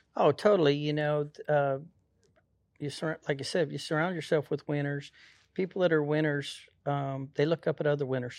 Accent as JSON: {"language": "English", "town": "Pueblo", "region": "Colorado", "country": "United States", "tie": "born or raised there", "said": "I grew up, uh, right there in Pueblo, Colorado"}